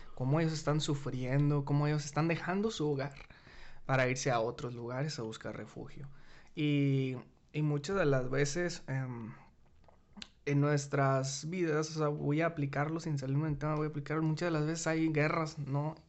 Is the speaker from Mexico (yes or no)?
yes; Mexico; Somos los mismos mexicanos